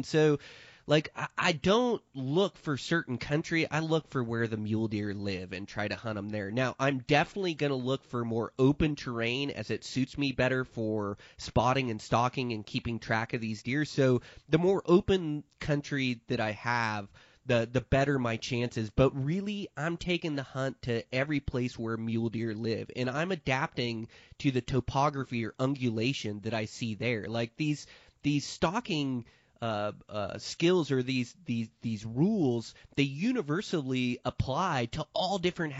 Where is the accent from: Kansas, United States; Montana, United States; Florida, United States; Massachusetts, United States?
Montana, United States; I'll hunt my home state of Montana, which isn't known for high country mule deer.